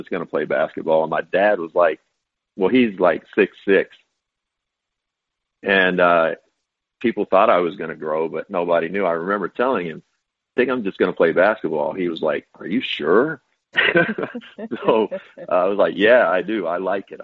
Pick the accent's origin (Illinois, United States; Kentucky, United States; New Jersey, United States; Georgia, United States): Kentucky, United States; Owensboro; also born or lived in Bowling Green, Kentucky; I'm born and raised in Kentucky. I was born in Bowling Green, late 60s. and raised in Owensboro, Kentucky, western part of the state